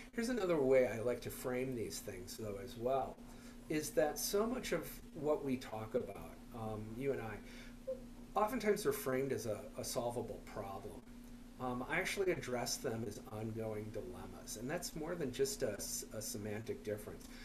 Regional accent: Minneapolis, Minnesota, United States; I'm from Minneapolis

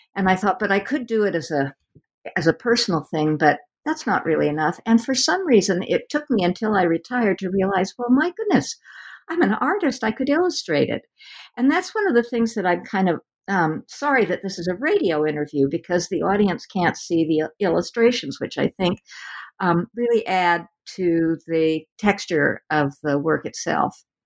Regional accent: West Coast, United States; I'm from the West Coast

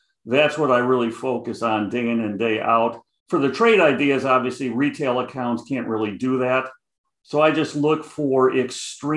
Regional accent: Chicago, Illinois, United States; accent: Chicago; I got the Chicago accent heavy

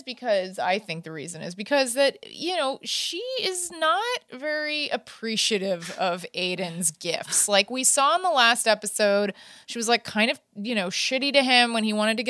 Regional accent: Manhattan, New York, United States; You know, I'm from Manhattan. I don't know about cows.

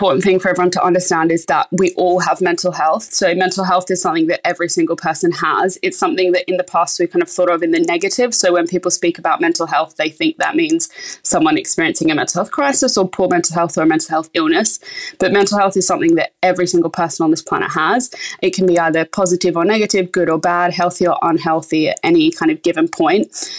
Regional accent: Australia; moved away as an adult; now in London, United Kingdom; So I moved to London from Australia in 2016, I think it was.

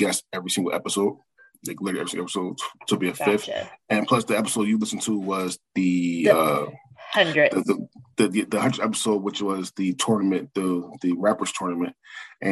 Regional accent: Philadelphia, Pennsylvania, United States; now in West Coast, United States; I live on the West Coast, but I'm born and raised in Philadelphia.

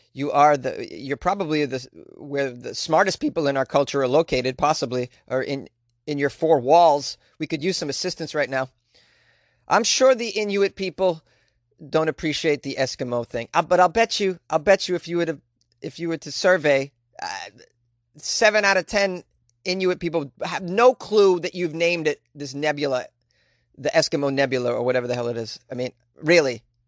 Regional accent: Boston, Massachusetts, United States; I don't say that word correctly 'cause I'm from Boston

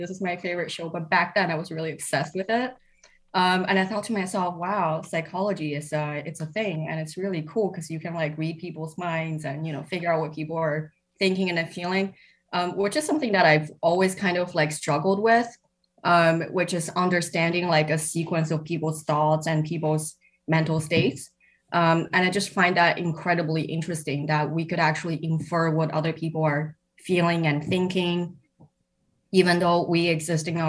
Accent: Shanghai, China; now in Cambridge, United Kingdom; I grew up in Shanghai

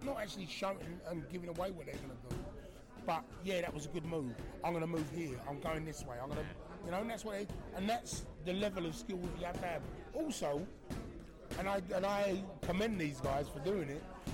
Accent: London, United Kingdom; I came from Woolwich

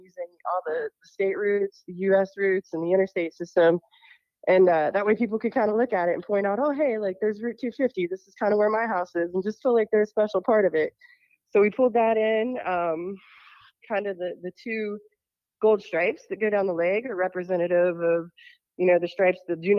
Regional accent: Fairmont, West Virginia, United States; I grew up in Fairmont. So just down the road.

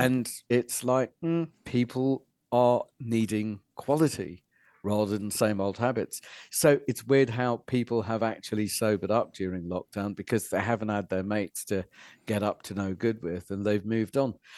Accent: Fishguard, Wales, United Kingdom; moved away; I was brought up in West Wales and it was one of the poorest places in Europe then

